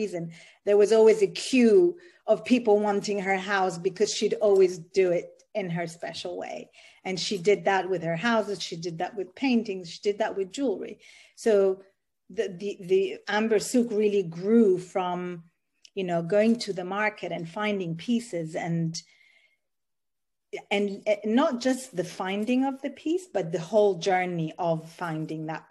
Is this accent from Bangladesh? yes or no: no; Sudan; moved away; also born or lived in Ethiopia / Italy; I am Italian. I was born in Ethiopia, and I grew up in Sudan.